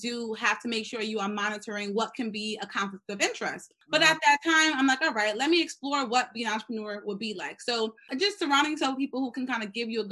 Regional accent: New York City, New York, United States; I grew up in the Bronx, was raised by a mother who's pretty much a single mother

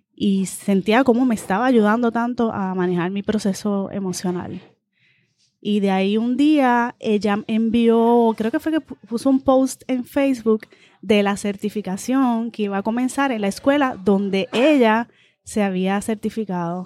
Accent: Guaynabo, Puerto Rico; Mi familia de parte de padres de Guaynabo, así que me crié casi toda mi vida en, en Y fui aquí a las escuelas públicas de Guaynabo

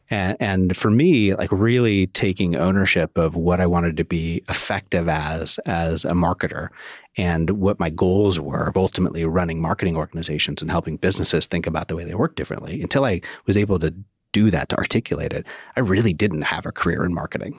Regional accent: Oregon, United States; I grew up in Oregon

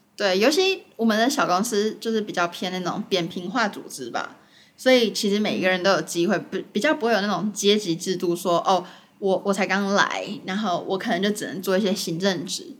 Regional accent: Taiwan; moved away as an adult; now in New York, United States; 像我自己在台湾的时候，我被教育的方式

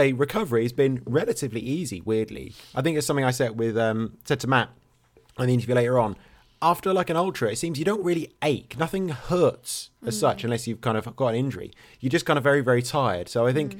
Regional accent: England, United Kingdom; I'm English

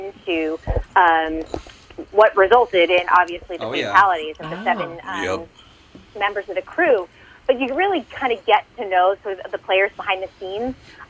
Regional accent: Massachusetts, United States; I'm from Massachusetts.

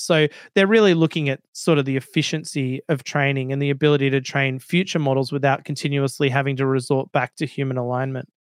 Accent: Australia; accent: Australian

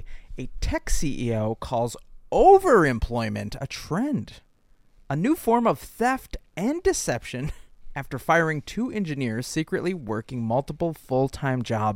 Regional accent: United States; I'm American.

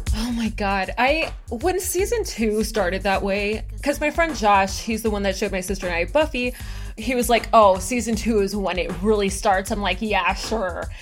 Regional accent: Florida, United States; I'm from Florida, so it's literally a swamp.

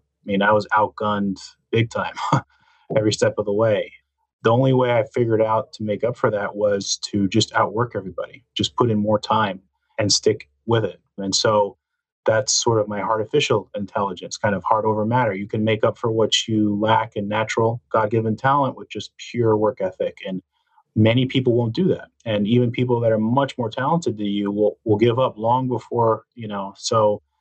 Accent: New Jersey, United States; I grew up in New Jersey. I was the son of Cuban immigrants

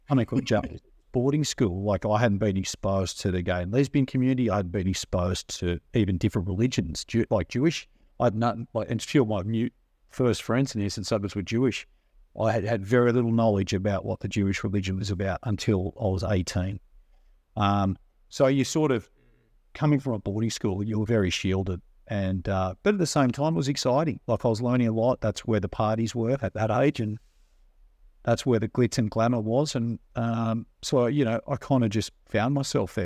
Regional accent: Sydney, New South Wales, Australia; we grew up on the north shore in a place called Forrestville, which is kind of between Chatsworth and Manly

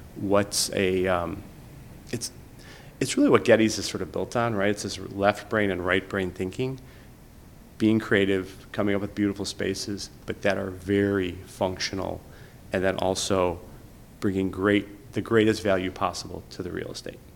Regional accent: Chicago, Illinois, United States; I grew up on Southwest Side, just like near Midway Airport

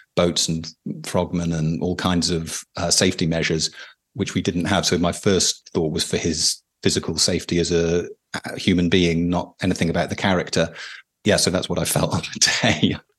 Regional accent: United Kingdom; as a British person

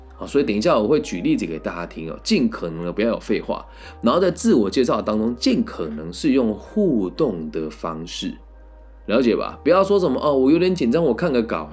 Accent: Changhua County, Taiwan; moved away as an adult; also born or lived in Taichung; 我是来自彰化的

